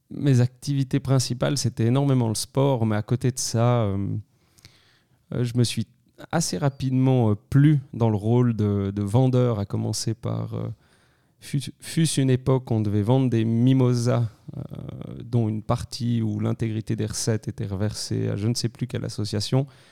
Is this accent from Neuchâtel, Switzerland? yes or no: no; Crans-Montana, Valais, Switzerland; also born or lived in Lausanne; je suis né en 1990 à Cran-Montana. Je suis valaisan d'origine